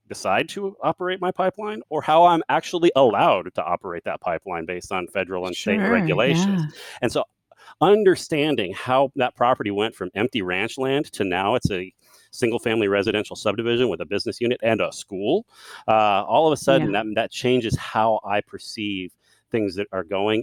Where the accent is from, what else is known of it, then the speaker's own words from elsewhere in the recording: Central Texas, United States; I'm from Central Texas